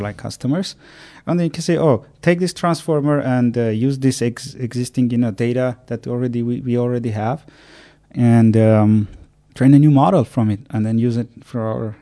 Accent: Armenia; moved away as an adult; also born or lived in Ireland; I'm born and raised in Armenia

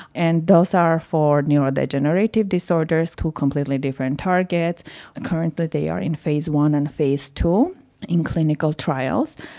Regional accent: Yerevan, Armenia; moved away; I was born and raised in Yerevan

